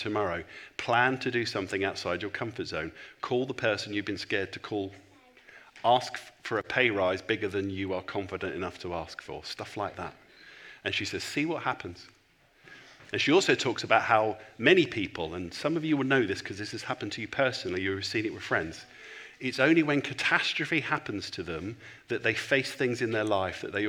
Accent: England, United Kingdom; I'm a pastor, and I'm from England

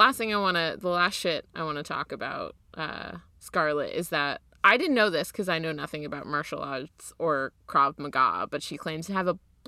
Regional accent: New Jersey, United States; I'm from New Jersey, so, you know.

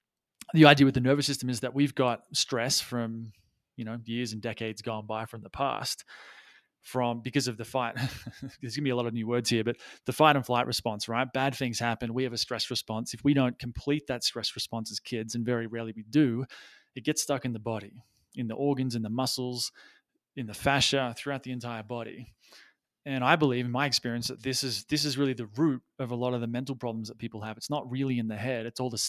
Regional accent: Australia; also born or lived in Thailand; now in Peru; I you can probably maybe able to hear from the accent that I am Australian, though I have lost my accent, or some of it anyway, because I've been overseas for a long time.

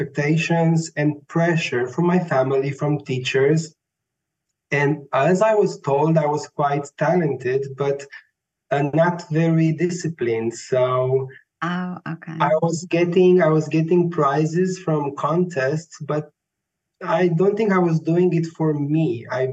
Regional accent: Romania; moved away as an adult; also born or lived in Bucharest; now in Vienna, Austria; I was born in Romania. I'm Romanian. I was born and raised there. I moved to Vienna 8 years ago after I completed my bachelor studies in Bucharest

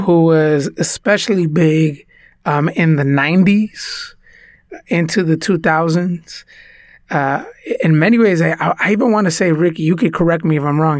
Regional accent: United States; first language Spanish; English is a second language; Spanish was actually my first language, although I was born in the United States.

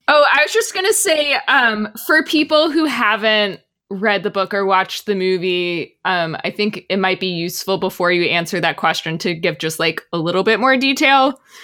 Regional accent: Texas, United States; I grew up in Texas

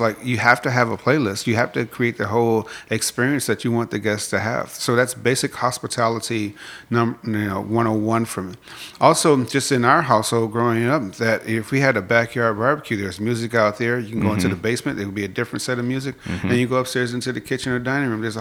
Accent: Chicago, Illinois, United States; moved away as an adult; now in Atlanta, United States; growing up in Chicago

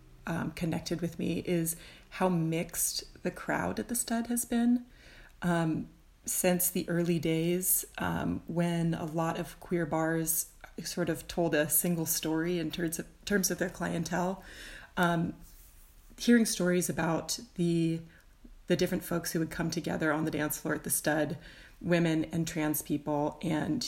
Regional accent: San Francisco, California, United States; I am originally from San Francisco. I've lived in the Bay Area my whole life.

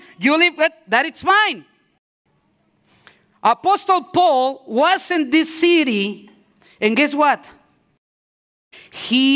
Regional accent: Mexico City, Mexico; moved away; I'm from Mexico. Okay, I'm from Mexico City.

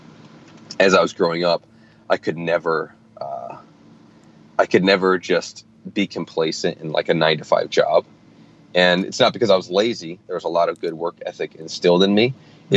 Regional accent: upstate New York, United States; moved away as an adult; also born or lived in New Jersey / Manhattan, New York; now in Atlanta, United States; I am originally from Jersey, but I grew up in upstate New York for most of my life, and then I moved back down to Jersey and in and out of Manhattan when I started my film career. But now I'm actually living in Atlanta, Georgia

